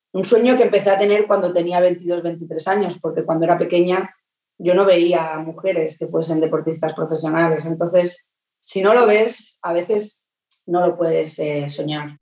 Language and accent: Spanish; Terrassa, Catalonia, Spain; moved away as an adult; now in Manchester, United Kingdom; de aquí de, mi tierra